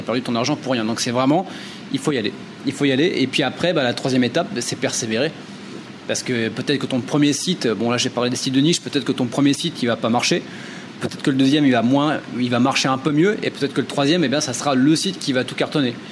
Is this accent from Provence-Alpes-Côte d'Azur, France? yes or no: no; Châteauroux, Centre-Val de Loire, France; moved away as an adult; also born or lived in Limoges; Je viens euh, d'une petite ville qui s'appelle euh, Châteauroux, qui est dans le milieu de la France